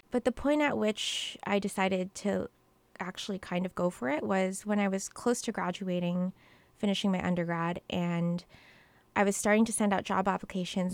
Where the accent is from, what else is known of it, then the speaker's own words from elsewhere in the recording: Mesa, Arizona, United States; moved away as an adult; also born or lived in New York; I was born in Mesa, Arizona raised along with my little brother in, in a household